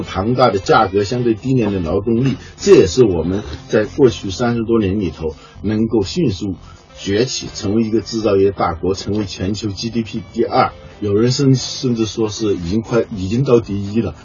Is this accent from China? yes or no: yes; China; 我们中国